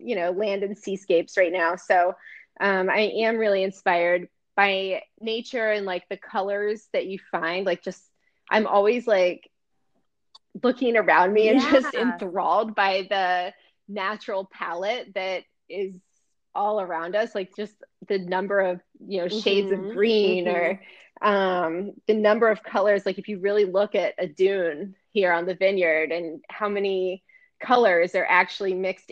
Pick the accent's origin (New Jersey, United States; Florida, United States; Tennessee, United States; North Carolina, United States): Florida, United States; Tallahassee; also born or lived in Miami, United States / Paris, France; I was born in Miami, so I get to say I was born in Miami, which is cool, but I mostly grew up in Tallahassee